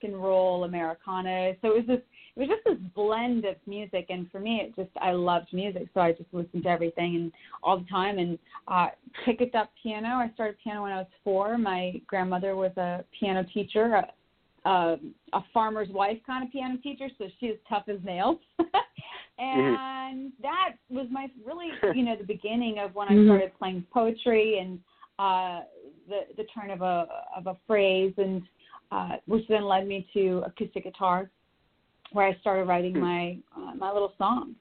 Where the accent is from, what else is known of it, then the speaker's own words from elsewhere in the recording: Bozeman, Montana, United States; I'm originally from Bozeman, Montana, where I was born and raised